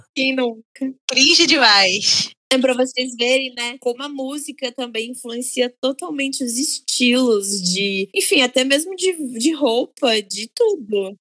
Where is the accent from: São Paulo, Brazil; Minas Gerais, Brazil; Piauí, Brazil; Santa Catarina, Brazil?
São Paulo, Brazil; interior of; moved away as an adult; now in Rio de Janeiro, Brazil; eu sou do interior de São Paulo